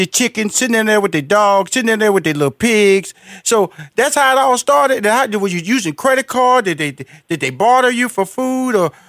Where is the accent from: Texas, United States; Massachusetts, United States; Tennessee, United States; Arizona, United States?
Texas, United States; Houston; because I am a country boy, I'm from Houston, Texas, Fifth Ward.